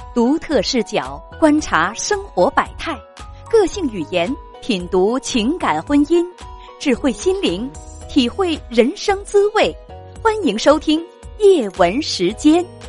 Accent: Northeast China, China; accent: Northeastern Mandarin; 用我嗯。们东北话来讲

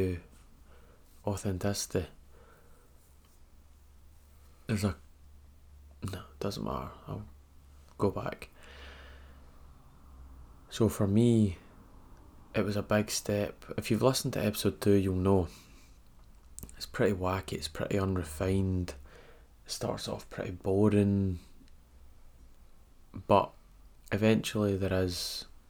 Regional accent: Scotland, United Kingdom; I'm Scottish

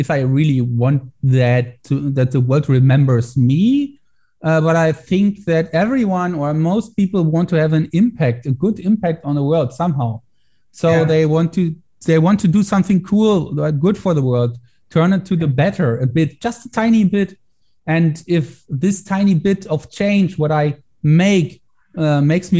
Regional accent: Germany; I try to get more into political stuff here in Germany

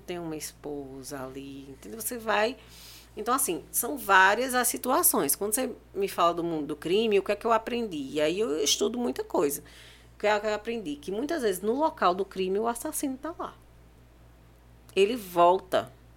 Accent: Pernambuco, Brazil; eu sou pernambucana

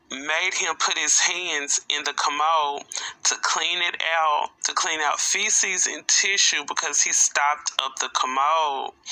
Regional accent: Arkansas, United States; this story is coming from out of my home state, Arkansas.

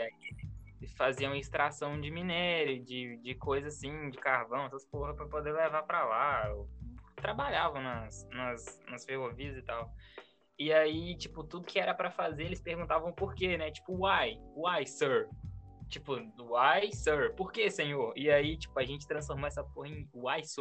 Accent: Minas Gerais, Brazil; accent: mineiro; moved away; o meu sotaque de mineiro

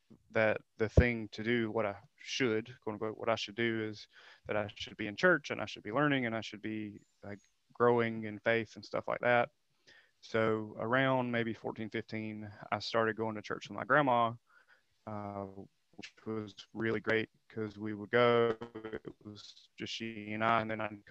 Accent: Cheraw, South Carolina, United States; I'm from a small town in South Carolina called Charal

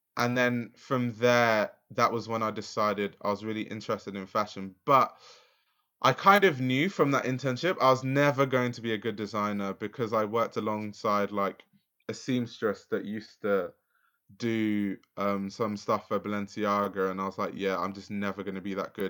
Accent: London, United Kingdom; I grew up in Lewisham

